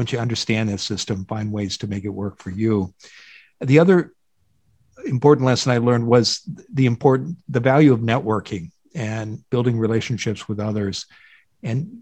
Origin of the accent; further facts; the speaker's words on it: Iowa, United States; moved away as an adult; also born or lived in Boston; now in Pacific Northwest, United States; I grew up in the Midwest in a state here called Iowa, about 3 hours west of Chicago, and lived there for the first two decades of my life.